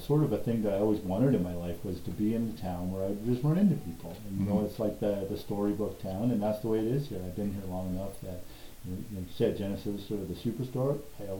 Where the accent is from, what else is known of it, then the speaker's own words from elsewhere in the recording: British Columbia, Canada; now in Calgary, Canada; So I came from the Okanagan, which is a pretty friendly town, but lots of tourists.